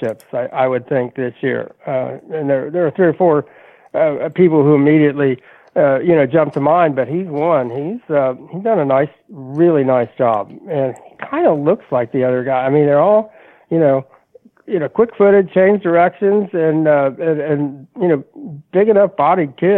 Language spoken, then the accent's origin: English; Kentucky, United States; I grew up in Kentucky.